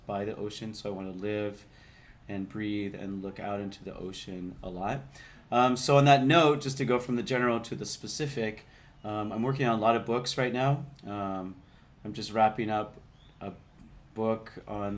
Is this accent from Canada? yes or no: yes; Canada; moved away as an adult; also born or lived in Vancouver; now in Bali, Indonesia; I grew up in Canada. I grew up around a lot of lakes and trees.